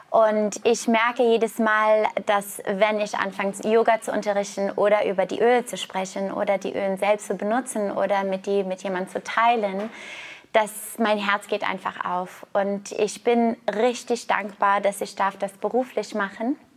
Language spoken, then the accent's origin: German; Canada; Ich komme aus Kanada, ich war Turmspringerin, ich habe angefangen, Leistungssport als Turmspringerin mit neun zu machen.